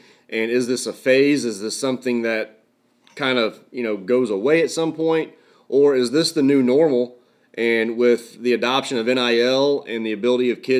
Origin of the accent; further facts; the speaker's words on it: Indiana, United States; we're from Indiana